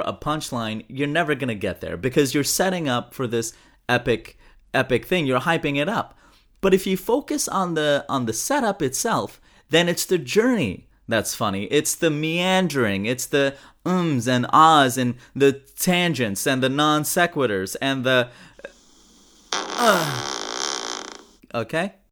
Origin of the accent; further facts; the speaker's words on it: Pakistan; I'm Pakistani